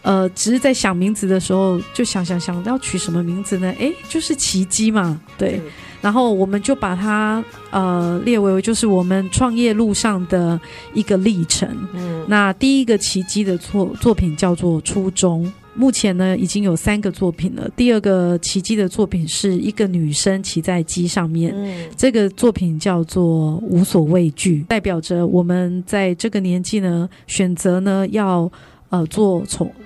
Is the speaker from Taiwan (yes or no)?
yes; Tainan, Taiwan; moved away as an adult; also born or lived in Bali / Thailand; 回到我的故乡台南